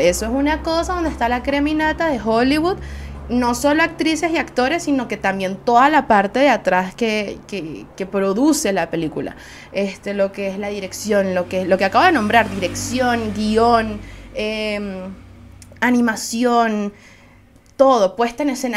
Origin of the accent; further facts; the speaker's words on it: Venezuela; Soy una jeva de Venezuela